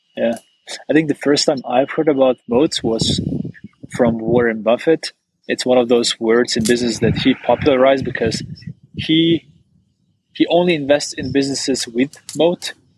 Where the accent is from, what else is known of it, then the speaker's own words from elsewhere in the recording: Maribor, Slovenia; my hometown, Maribor